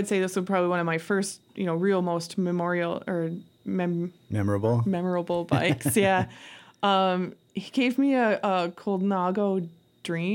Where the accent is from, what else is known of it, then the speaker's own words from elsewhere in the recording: Elm Creek, North Metro, Minnesota, United States; I grew up around Elm Creek